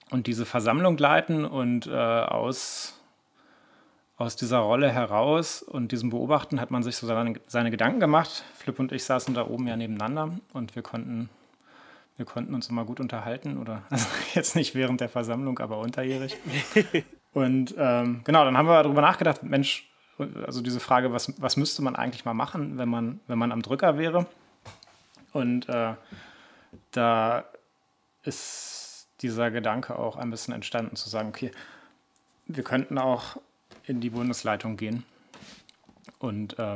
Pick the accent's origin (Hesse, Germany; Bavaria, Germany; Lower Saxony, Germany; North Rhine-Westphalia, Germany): Lower Saxony, Germany; Ja, moin. Äh … Ich komme aus Niedersachsen.